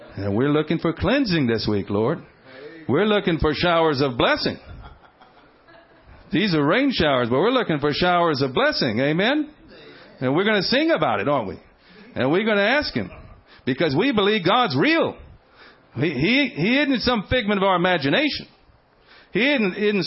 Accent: Houston, Texas, United States; I grew up in Houston

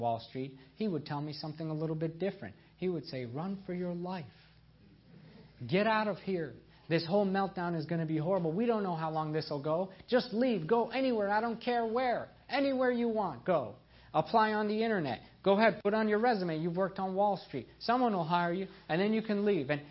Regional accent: upstate New York, United States; also born or lived in Iran / Nebraska; I was born in Iran. I was a zealous Muslim child. I was as proud as they came. I was very lost. And then my parents immigrated to North America. I grew up in New York State most of my life in upstate New York

